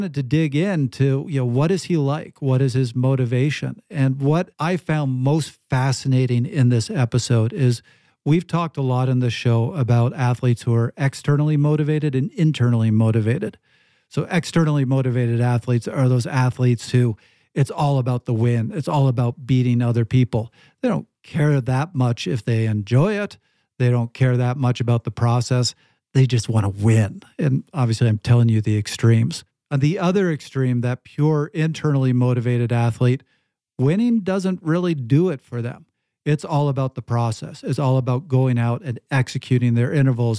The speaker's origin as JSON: {"language": "English", "country": "Canada", "said": "I'm Canadian"}